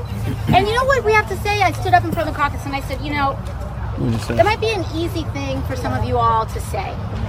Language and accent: English; New York City, New York, United States; I'm from the Bronx.